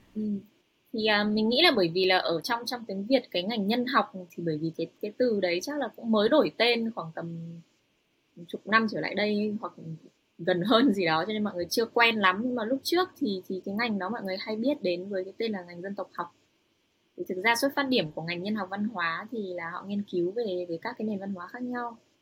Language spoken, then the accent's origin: Vietnamese; Hanoi, Vietnam; moved away as an adult; also born or lived in United States / Europe; now in Japan; mình là người Kinh ở Việt Nam mà lại còn sinh sống ở Hà Nội